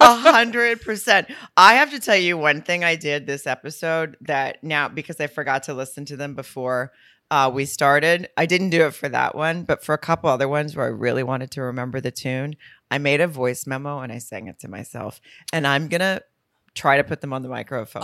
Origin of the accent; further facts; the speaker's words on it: near Lowell, Arkansas, United States; moved away; Lowell, Arkansas, which is right outside my hometown